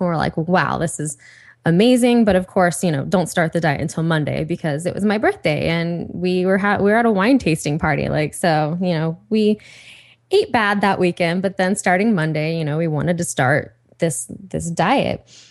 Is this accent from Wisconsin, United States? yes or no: no; Ohio, United States; now in Los Angeles, United States; Liz and I, we're both from Ohio